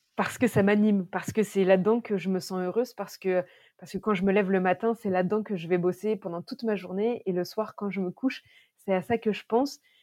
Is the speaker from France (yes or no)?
yes; Berry, Centre-Val de Loire, France; moved away as an adult; also born or lived in Paris; on a décidé de revenir dans ma région natale, le Berry